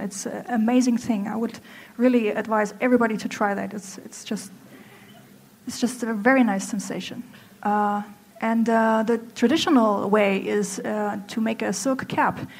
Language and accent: English; Germany; English is a second language; moved away as an adult; now in Hangzhou, China; I'm from Germany.